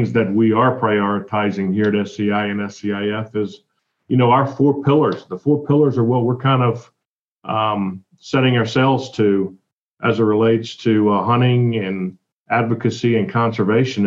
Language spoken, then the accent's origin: English; Mississippi, United States; I'm born and raised in Mississippi